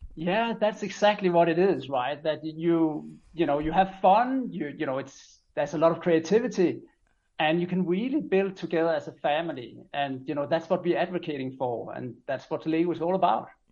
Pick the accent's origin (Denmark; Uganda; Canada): Denmark; moved away as an adult; now in Mexico City, Mexico; I'm from Denmark